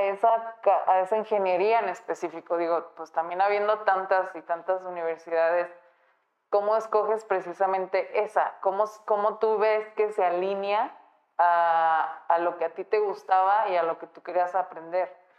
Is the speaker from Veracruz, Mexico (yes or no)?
no; Guadalajara, Jalisco, Mexico; Yo soy de aquí de Guadalajara